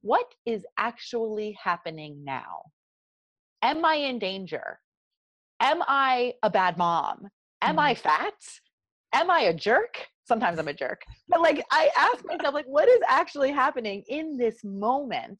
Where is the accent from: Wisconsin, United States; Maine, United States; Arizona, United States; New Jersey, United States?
New Jersey, United States; accent: South Jersey; my South Jersey accent